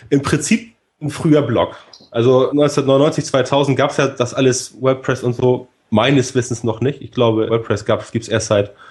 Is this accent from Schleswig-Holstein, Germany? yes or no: yes; Elmshorn, Schleswig-Holstein, Germany; also born or lived in Hamburg; Wie gesagt, aus Hamburg komme ich, aufgewachsen vor den Toren Hamburgs in Elmsho